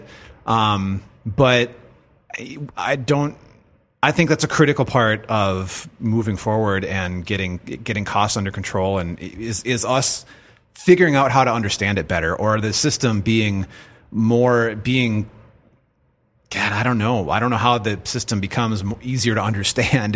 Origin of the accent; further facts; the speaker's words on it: United States; us as American citizens